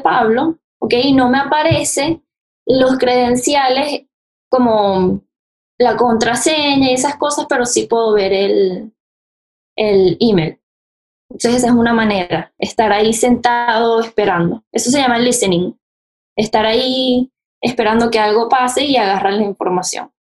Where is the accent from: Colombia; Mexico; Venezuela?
Venezuela; now in United States; soy venezolana, eh, bueno, llevo acá en Estados Unidos viviendo hace 11 años